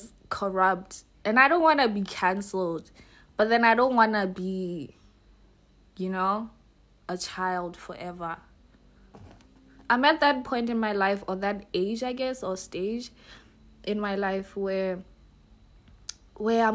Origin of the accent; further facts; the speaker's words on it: Botswana; I'm from Botswana